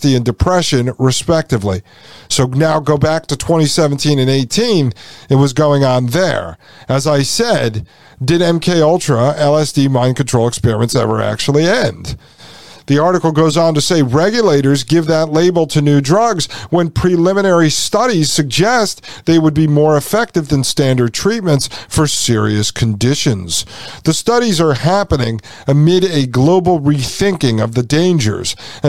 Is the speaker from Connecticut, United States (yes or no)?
yes; Connecticut, United States; I am from Connecticut, grew up in Connecticut